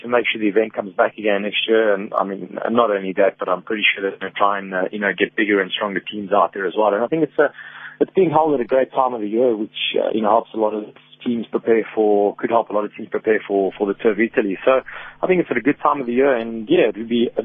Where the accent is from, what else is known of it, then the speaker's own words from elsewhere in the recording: South Africa; moved away; as a South African, it's always nice to win in South Africa. I mean, I don't get to race, back home very much at all